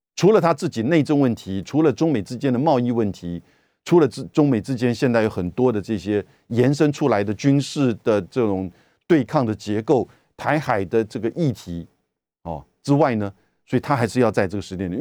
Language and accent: Chinese; Taiwan; 我们台湾这边